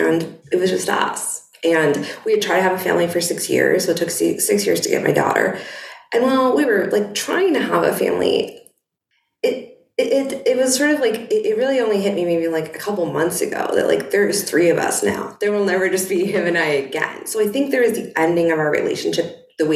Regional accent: Boston, Massachusetts, United States; moved away; my husband and I have lived in Boston. I was from Boston.

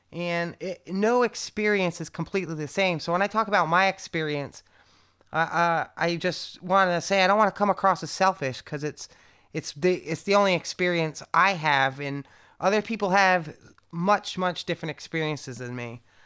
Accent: Connecticut, United States; now in Berlin, Germany; if I was born in San Francisco, rather than Connecticut

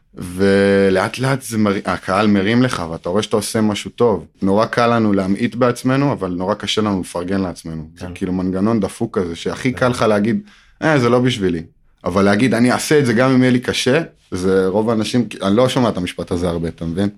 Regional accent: Modi'in, Central District, Israel; גדלתי במודיעין

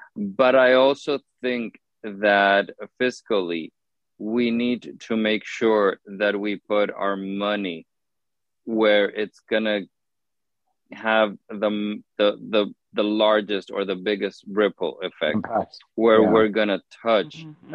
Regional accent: Honduras; moved away as an adult; now in United States; the organization that I worked for in Honduras, that I was part of the board of directors for many, many years

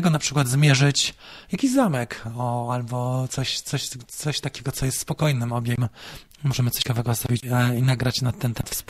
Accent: Warmian-Masurian Voivodeship, Poland; Wiem, bo sam pochodzę z Mazur, no to może już z Warmii.

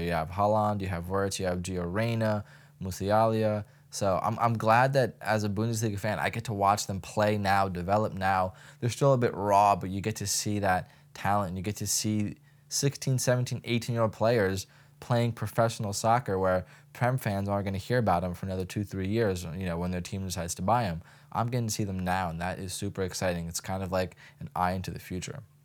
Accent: United States; just as an American

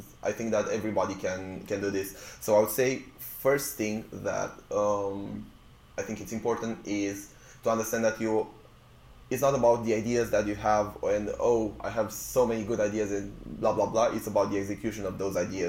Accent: Romania; moved away as an adult; now in United Kingdom; I came to the UK to study originally. So I was from Romania where, you know, I had a band

